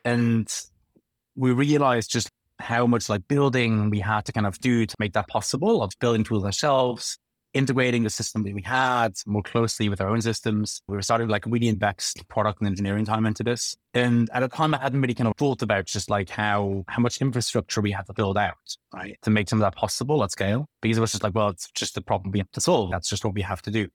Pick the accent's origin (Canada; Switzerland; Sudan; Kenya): Switzerland; Bern; moved away as an adult; now in London, United Kingdom; I grew up in Switzerland and, and come from, like, the capital, like, Bern